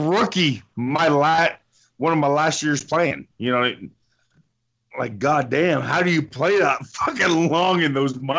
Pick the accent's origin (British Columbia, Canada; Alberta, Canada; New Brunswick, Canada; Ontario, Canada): Ontario, Canada; Windsor; my hometown, Windsor, Ontario.